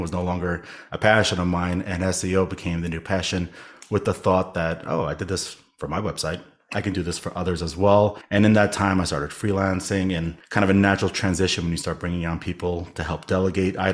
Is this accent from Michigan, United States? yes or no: no; New York City, New York, United States; I am born and raised in New York City.